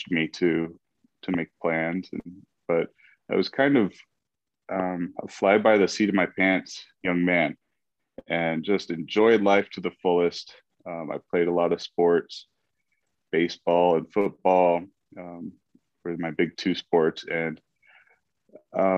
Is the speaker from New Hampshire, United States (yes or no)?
no; Phoenix, Arizona, United States; I was born and raised in Phoenix, Arizona